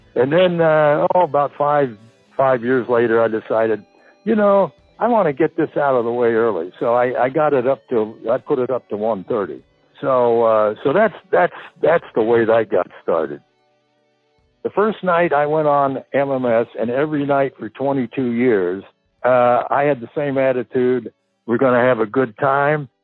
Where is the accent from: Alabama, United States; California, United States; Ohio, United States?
California, United States; San Fernando Valley; moved away; also born or lived in Burbank, California / Indianapolis / Boston / Cleveland; I was born in Burbank. I grew up in the San Fernando Valley